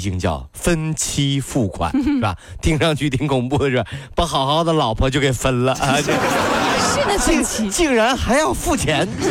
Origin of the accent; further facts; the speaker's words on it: China; 咱们都是中国人